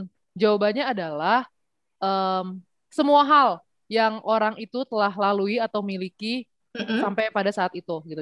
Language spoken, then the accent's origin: Indonesian; Indonesia; moved away; aku memang lahir dan besar di Indonesia tapi dari kecil tuh masuknya tuh sekolah internasional